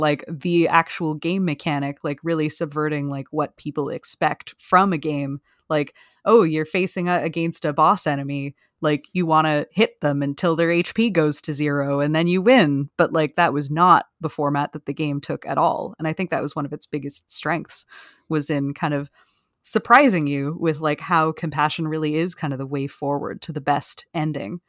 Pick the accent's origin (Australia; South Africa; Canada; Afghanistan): Canada; I'm Canadian